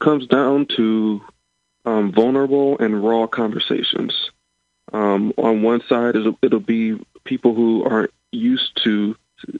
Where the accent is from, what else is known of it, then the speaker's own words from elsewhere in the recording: Rockford, Illinois, United States; I'm from the Rockford area up north